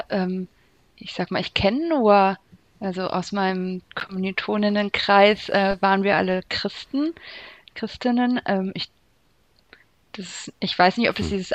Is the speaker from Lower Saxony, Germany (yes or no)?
yes; Hanover, Lower Saxony, Germany; ja, ich komme aus Hannover. Ähm, bestimmt wegen des Hochdeutsch